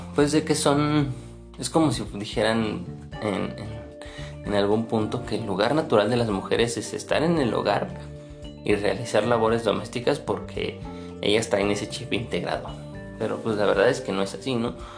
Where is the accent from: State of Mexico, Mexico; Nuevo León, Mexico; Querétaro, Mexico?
State of Mexico, Mexico; yo soy de México, más específicamente del Estado de México